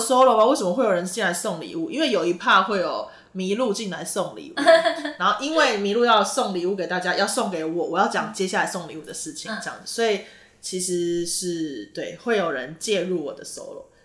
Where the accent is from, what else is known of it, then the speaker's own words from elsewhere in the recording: Taitung, Taitung County, Taiwan; 其实我是台东人啦